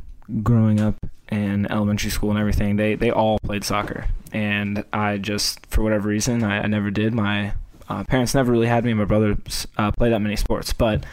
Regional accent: Atlanta, Georgia, United States; I am from Atlanta and live in the greater Atlanta area right now.

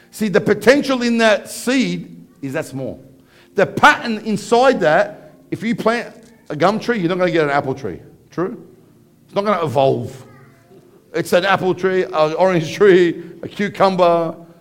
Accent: Parramatta, New South Wales, Australia; I grew up in Parramatta

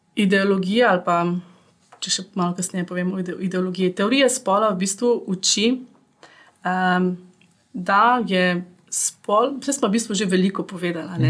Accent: Ljubljana, Slovenia; also born or lived in Austria; sem iz Ljubljana

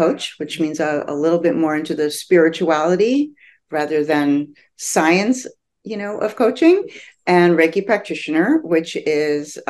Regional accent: New Jersey, United States; also born or lived in New York; I grew up in New Jersey

